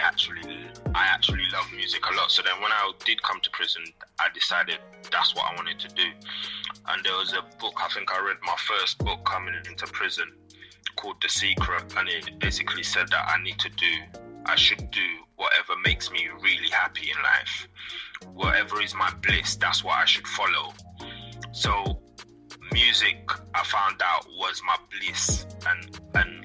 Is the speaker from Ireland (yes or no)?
no; St. Lucia; I was born in St. Lucia. I'm from the Caribbean.